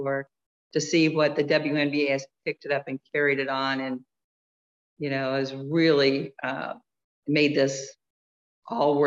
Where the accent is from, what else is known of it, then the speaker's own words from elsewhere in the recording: Iowa, United States; I'm from Iowa, very conservative area. But girls basketball is hugely popular and successful there.